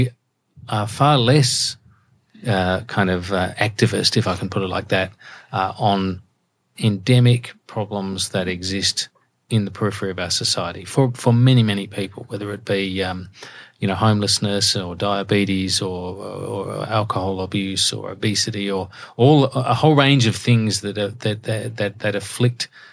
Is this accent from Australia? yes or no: yes; Adelaide, South Australia, Australia; I grew up in Adelaide